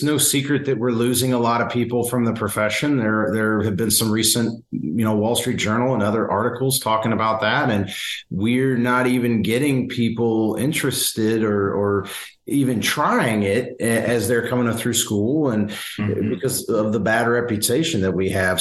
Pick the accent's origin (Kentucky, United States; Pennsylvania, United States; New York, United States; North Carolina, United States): Kentucky, United States; Simpsonville; I grew up in Kentucky and in rural Kentucky.